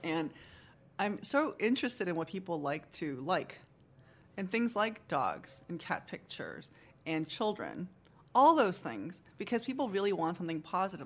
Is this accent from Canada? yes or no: no; Seoul, South Korea; also born or lived in Japan; now in United States; I was born in Seoul